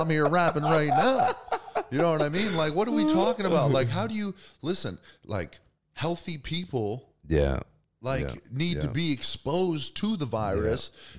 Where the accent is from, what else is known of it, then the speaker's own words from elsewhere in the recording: Erie, Pennsylvania, United States; I'm from Erie, Pennsylvania.